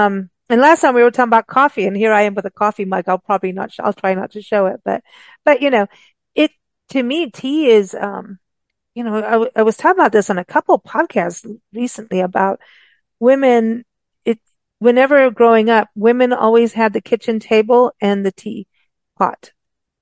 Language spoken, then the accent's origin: English; South Africa; we grew up with rooibos in South Africa